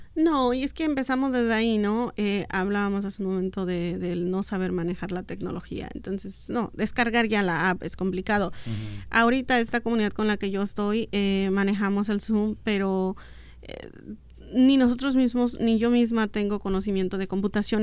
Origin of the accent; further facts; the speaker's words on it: Oaxaca, Mexico; first language Mixtec; Spanish is a second language; moved away as an adult; now in United States; Yo en mi infancia, donde vivía en Oaxaca, en mi adolescencia, no, nunca había salido de ahí